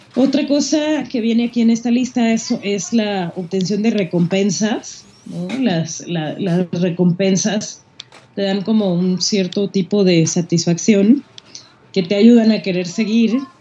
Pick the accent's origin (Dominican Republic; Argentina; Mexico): Mexico; nosotros mexicanos malinchistas